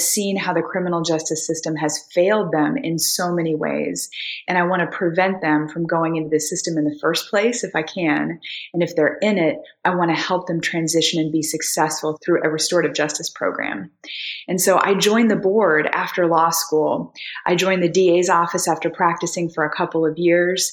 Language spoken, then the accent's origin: English; Missouri, United States; moved away as an adult; now in Nashville, United States; I'm originally from Missouri and I came to Vanderbilt Law School in 2006